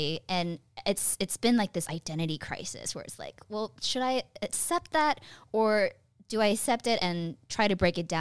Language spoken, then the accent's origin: English; Fremont, California, United States; moved away as an adult; now in Los Angeles, United States; The same place as …, Fremont, California. It's my hometown.